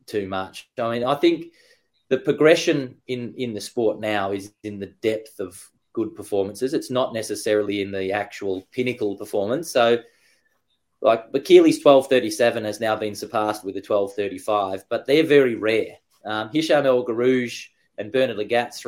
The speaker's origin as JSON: {"language": "English", "town": "Frankston", "region": "Victoria", "country": "Australia", "tie": "born or raised there", "said": "I'm from Australia, born in Frankston"}